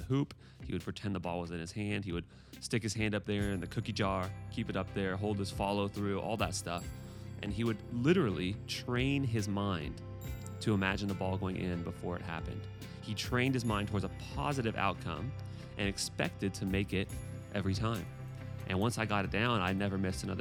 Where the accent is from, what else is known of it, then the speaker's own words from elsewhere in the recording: Pacific Northwest, United States; I am from the Pacific Northwest